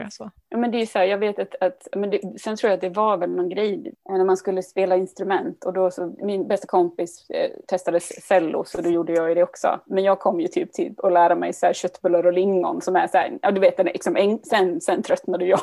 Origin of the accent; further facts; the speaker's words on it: Dalarna County, Sweden; moved away as an adult; now in Gothenburg, Sweden; Och vi flyttade till, ifrån Dalarna ner till Göteborg 2000 var det.